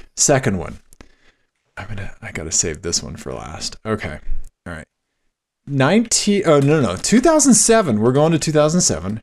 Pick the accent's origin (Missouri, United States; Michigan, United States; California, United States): Missouri, United States; Kansas City; I'm from Kansas City